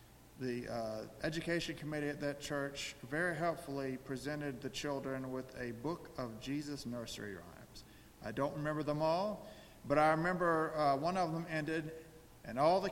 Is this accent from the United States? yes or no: yes; Chapin, South Carolina, United States; also born or lived in Columbia, South Carolina; I was born in Columbia, South Carolina, and when I was a baby, we moved to the small town of Chapin, South Carolina